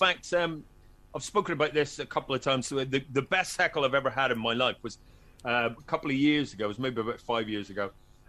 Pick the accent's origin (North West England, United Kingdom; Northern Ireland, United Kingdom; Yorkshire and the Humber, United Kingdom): Northern Ireland, United Kingdom; Very quiet, very quiet kid.